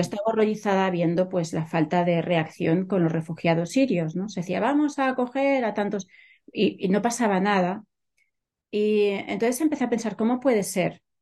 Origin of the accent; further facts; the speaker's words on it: Catalonia, Spain; moved away as an adult; also born or lived in Germany; now in San Francisco, United States; Yo nací en Cataluña, me crié en Cataluña